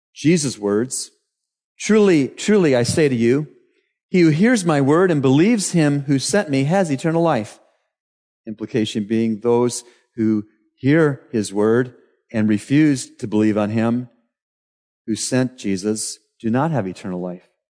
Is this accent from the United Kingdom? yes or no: no; Canada; moved away as an adult; now in Bahamas; In Canada, my home country